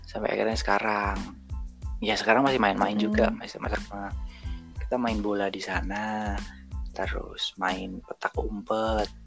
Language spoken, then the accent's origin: Indonesian; Banjarnegara, Central Java, Indonesia; also born or lived in Wonosobo; Banjarnegara itu adalah kampung halamanku. Tapi karena dulu di Banjarnegara itu belum ada rumah sakit yang mumpuni lah istilahnya, makanya aku